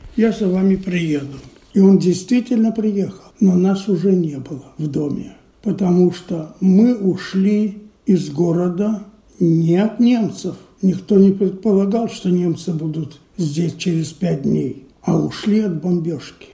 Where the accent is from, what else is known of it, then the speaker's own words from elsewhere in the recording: Minsk, Belarus; moved away as an adult; now in Israel; но родился я, конечно, не здесь. Я родился в Минске.